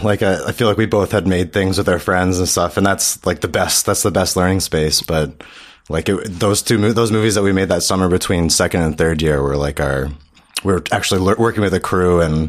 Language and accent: English; Guelph, Ontario, Canada; And I'm from Guelph.